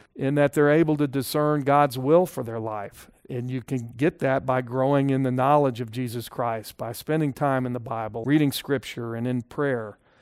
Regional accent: Texas, United States; as a Texan

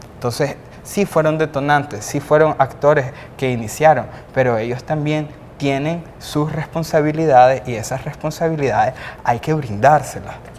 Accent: Nicaragua; debemos de hacer como ciudadanos, como ciudadanas nicaragüenses

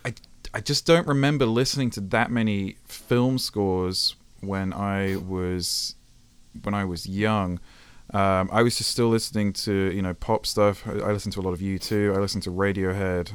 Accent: United Kingdom; moved away as an adult; also born or lived in Japan; now in California, United States; I'm British, so I'm not really, even though I've been here for nine years

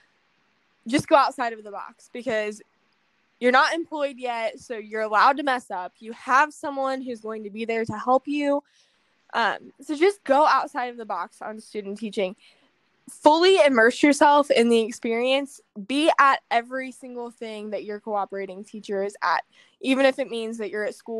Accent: on the Indiana state line, Ohio, United States; moved away as an adult; now in Indiana, United States; I grew up right on the state line

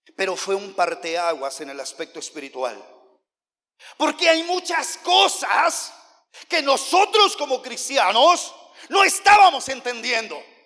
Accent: Oaxaca, Mexico; also born or lived in United States; yo soy de Oaxaca

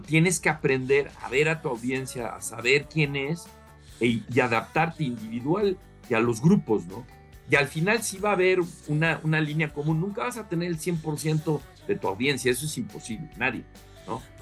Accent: Mexico; soy más mexicano que, que en Chile eh, y me encanta este, pues, mi país

